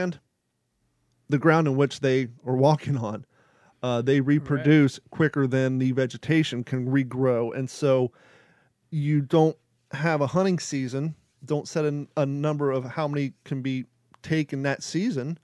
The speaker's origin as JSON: {"language": "English", "region": "Kentucky", "country": "United States", "tie": "born or raised there", "said": "I grew up in Kentucky"}